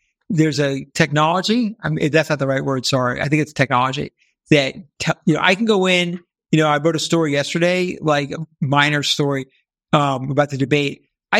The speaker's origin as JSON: {"language": "English", "region": "New York", "country": "United States", "said": "I came from New York, so I still have a little of that New York obnoxious, you know, ness to me."}